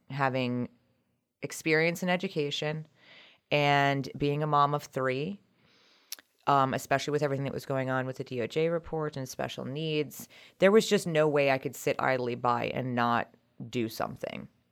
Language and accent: English; Montgomery County, Maryland, United States; moved away as an adult; also born or lived in Colorado; now in Brunswick, United States; originally from the Montgomery County area, but we moved up to Brunswick in March of twenty twenty